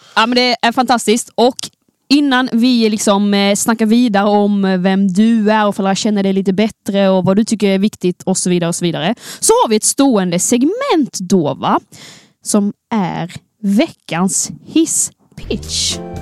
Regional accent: Skåne, Sweden; accent: Scanian (skånska); snacka så mycket skånska det bara går

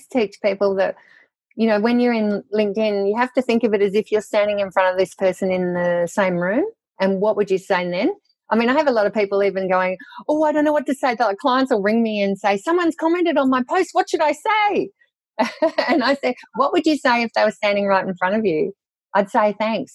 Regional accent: South Gippsland, Victoria, Australia; I was brought up in South Gippsland in Victoria, down the bottom there

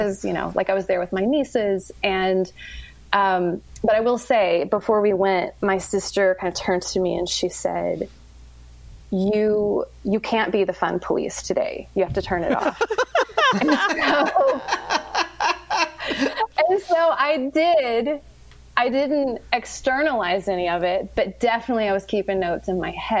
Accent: East Tennessee, United States; I'm from East Tennessee

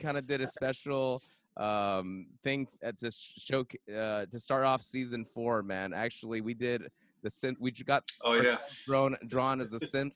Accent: San Dimas, California, United States; I grew up basically a little bit in San Dimas as well. So I know Pomona pretty well

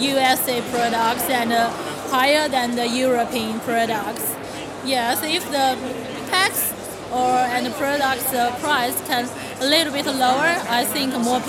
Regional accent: Beijing, China

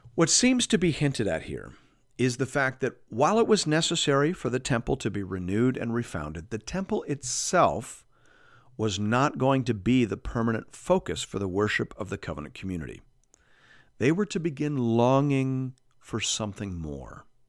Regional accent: Canada; as a Canadian

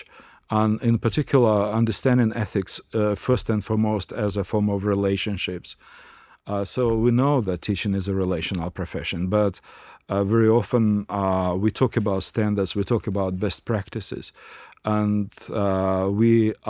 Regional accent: Ukraine; English is a second language; now in Australia; Well, I came from Ukraine to Australia, and Ukraine is a relatively monocultural nation.

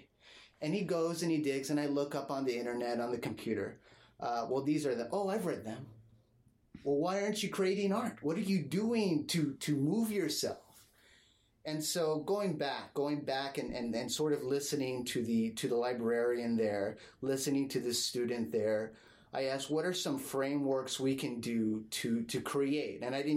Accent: La Jolla, California, United States; I grew up in La Jolla, and they had an old library which transformed into a new one, got a new building

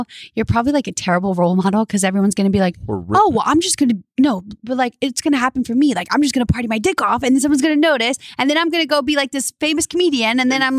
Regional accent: Louisiana, United States; I'm from Louisiana too.

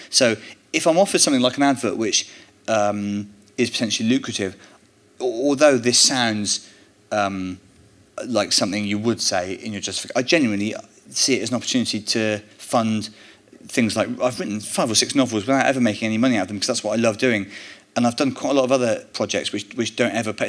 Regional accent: Bristol, South West England, United Kingdom; I grew up in Bristol

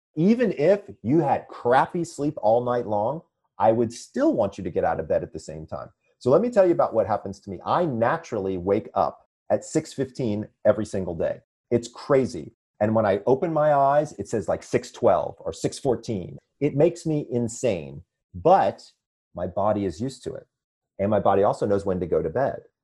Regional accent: Atlanta, Georgia, United States; moved away as an adult; also born or lived in Sandy Springs, Georgia / upstate New York; now in Manhattan Beach, United States; I'm originally from Atlanta, Georgia. I was born and raised there

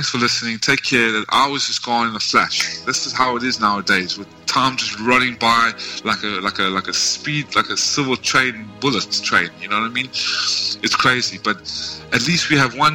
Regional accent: South Africa; also born or lived in United States; now in Vietnam; I am in Vietnam and I come from South Africa

